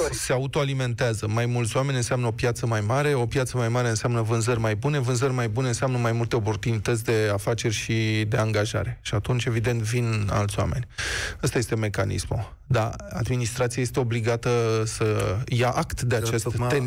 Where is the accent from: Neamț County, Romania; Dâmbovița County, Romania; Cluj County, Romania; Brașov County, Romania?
Neamț County, Romania; Piatra Neamț; Din Piatra Neam.